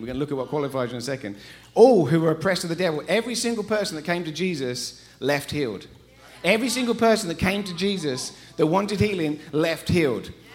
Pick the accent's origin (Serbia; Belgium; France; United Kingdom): United Kingdom; England; accent: English; moved away as an adult; now in Colorado, United States; we're from England. We moved here 13 years ago. We haven't lost our accents.